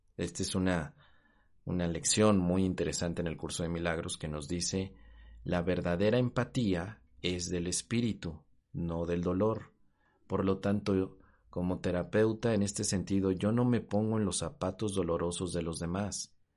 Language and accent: Spanish; Mexico; en mi país, en México